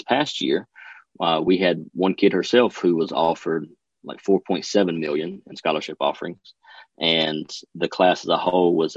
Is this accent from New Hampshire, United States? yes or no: no; Duplin County, North Carolina, United States; I grew up in Duplin County